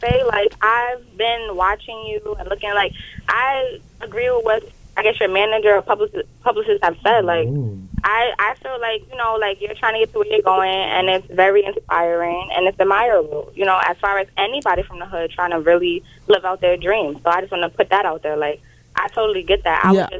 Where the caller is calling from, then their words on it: Astoria, New York, United States; I'm calling from Queens.